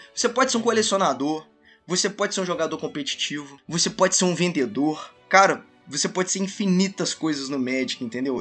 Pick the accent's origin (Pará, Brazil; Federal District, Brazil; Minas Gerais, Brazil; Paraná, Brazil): Minas Gerais, Brazil; also born or lived in Juiz de Fora; sou de Minas Gerais, eu moro em Juiz Fora